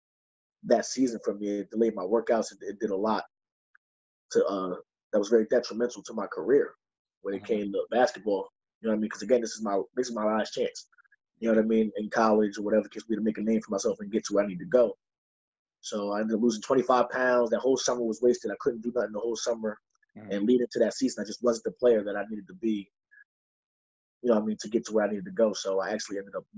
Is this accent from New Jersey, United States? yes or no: yes; Neptune, New Jersey, United States; I'm from Neptune, New Jersey